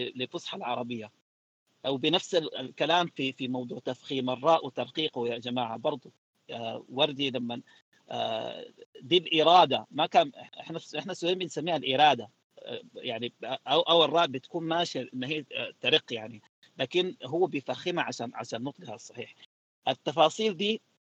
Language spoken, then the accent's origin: Arabic; Sudan; احنا كسودانيين